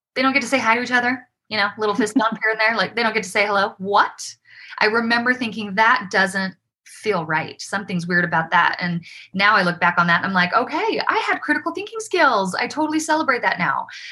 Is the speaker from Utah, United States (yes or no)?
yes; Provo, Utah, United States; also born or lived in Davis County, Utah; I grew up in Provo